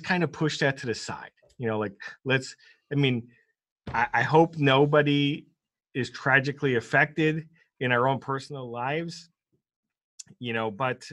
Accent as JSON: {"language": "English", "country": "United States", "said": "as an American"}